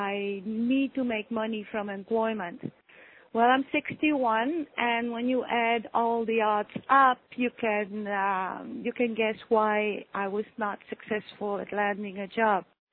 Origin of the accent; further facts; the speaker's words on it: Netherlands; moved away as an adult; I'm from Holland